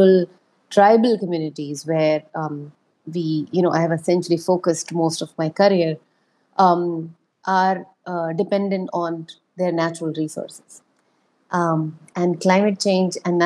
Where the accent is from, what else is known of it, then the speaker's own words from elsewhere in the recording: Rajasthan, India; I was born in Rajasthan. I grew up in Rajasthan.